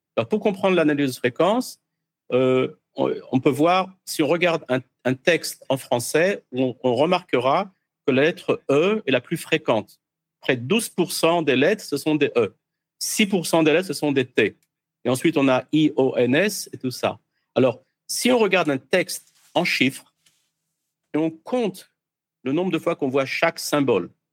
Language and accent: French; France; moved away as an adult; Je suis né en France. J'ai quitté la France à peu près 40 ans. J'ai fait des études secondaire en France.